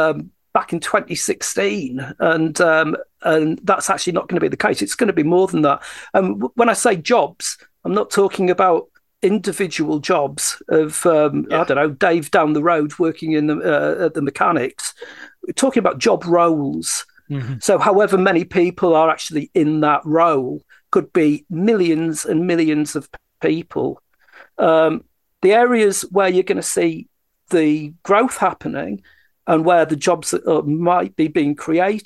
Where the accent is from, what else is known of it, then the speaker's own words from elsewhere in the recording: United Kingdom; also born or lived in Teesside; I'm a Brit. I don't live in America.